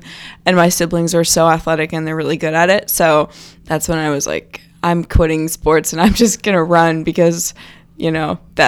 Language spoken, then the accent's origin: English; Manassas, Virginia, United States; also born or lived in Alaska / California; I've lived in Manassas, Virginia for a while. I was born in Alaska, moved to California, but I've spent a lot of time